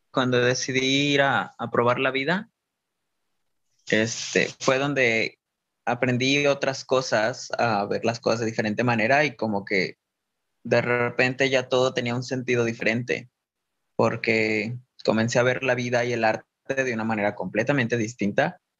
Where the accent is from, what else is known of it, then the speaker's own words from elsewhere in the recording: Guadalajara, Jalisco, Mexico; De Guadalajara.